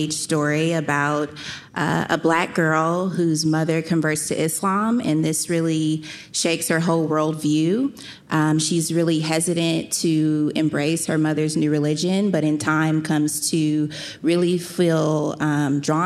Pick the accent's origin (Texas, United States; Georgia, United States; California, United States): California, United States; Oakland; As a young girl growing up in the Bay Area, I'm from Oakland.